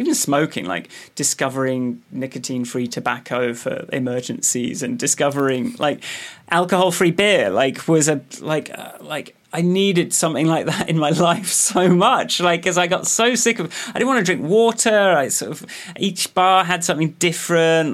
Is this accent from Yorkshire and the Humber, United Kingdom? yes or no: no; Radcliffe on Trent, East Midlands, United Kingdom; born or raised there; now in London, United Kingdom